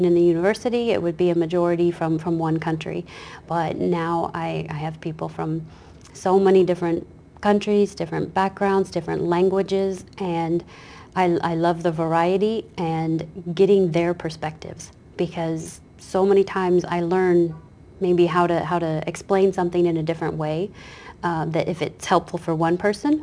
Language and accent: English; Kansas, United States; moved away; This is my hometown, my home state